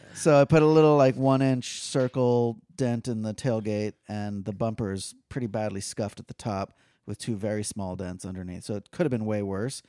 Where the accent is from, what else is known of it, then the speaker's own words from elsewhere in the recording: Fort Lauderdale, Florida, United States; I grew up in Fort Lauderdale